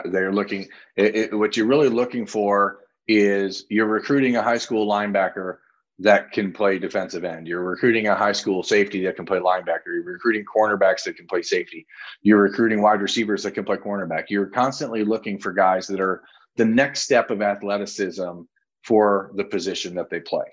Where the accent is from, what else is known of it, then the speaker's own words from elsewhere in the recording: Toledo, Ohio, United States; I grew up in Toledo.